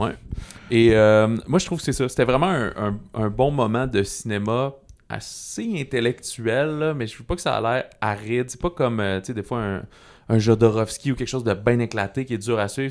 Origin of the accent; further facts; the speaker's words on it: Canada; en tant que Canadien